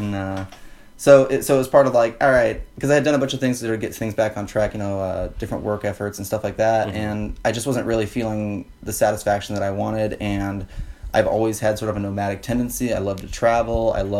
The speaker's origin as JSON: {"language": "English", "town": "Tucson", "region": "Arizona", "country": "United States", "said": "Like I said, I'm from Tucson, Arizona, and that's home base. That's as close as it gets. You know, I got family out there."}